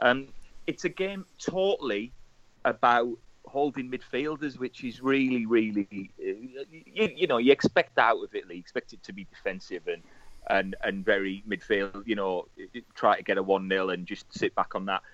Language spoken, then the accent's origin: English; Middlesbrough, North East England, United Kingdom; my school, Stainsby Girls